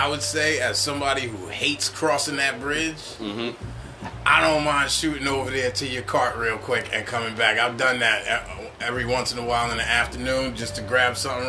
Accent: East Coast, United States; I'm from the East Coast.

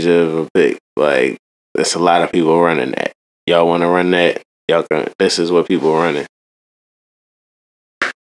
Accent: Philadelphia, Pennsylvania, United States; I'm from Philly

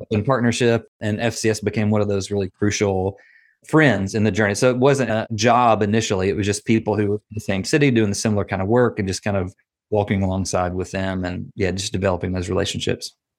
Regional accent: Nashville, Tennessee, United States; accent: Southern; moved away as an adult; now in Atlanta, United States; I'm from Nashville

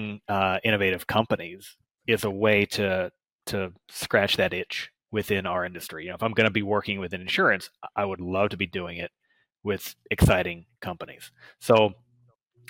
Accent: Redding, California, United States; moved away; also born or lived in Hawaii; grew up in Northern California, in Redding. Went to Hawaii to chase my high school sweetheart

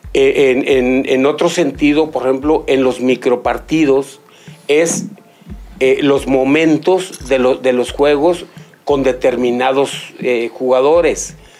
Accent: Mexico; nosotros como mexicanos

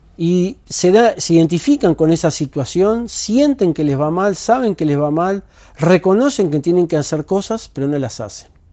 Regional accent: Uruguay; soy uruguayo

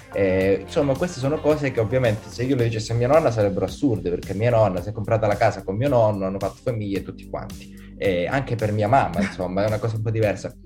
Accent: Calabria, Italy; moved away as an adult; now in Milan, Italy; sono calabrese, credo si senta

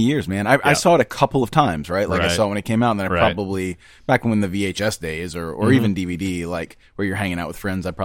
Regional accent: Southern Bible Belt, United States; growing up in Southern Bible Belt

